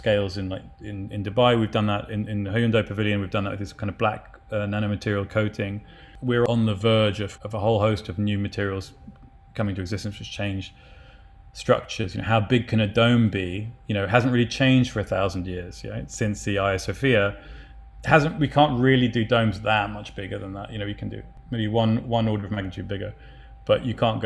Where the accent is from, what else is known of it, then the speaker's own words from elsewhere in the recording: London, United Kingdom; I grew up in East Dulwich